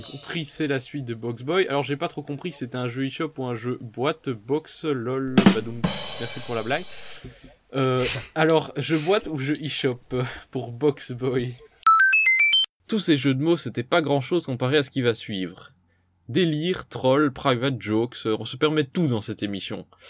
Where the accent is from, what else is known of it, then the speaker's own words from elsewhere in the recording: Belgium; je suis belge